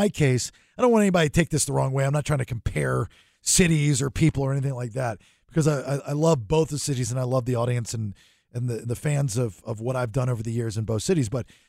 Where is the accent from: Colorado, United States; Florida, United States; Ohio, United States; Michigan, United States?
Florida, United States; Sarasota; also born or lived in Maryland, United States; You know, my mom moved me at 11 from where I was born in Maryland to Florida. Mm-hmm. Mm-hmm. So I spent most of my years in Florida.